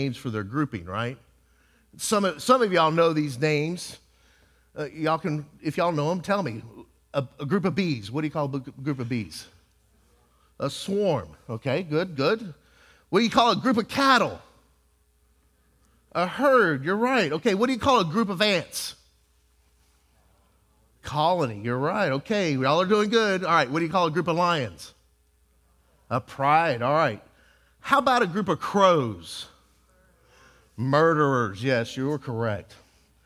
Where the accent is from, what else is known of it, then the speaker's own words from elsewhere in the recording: Texas, United States; I was from Texas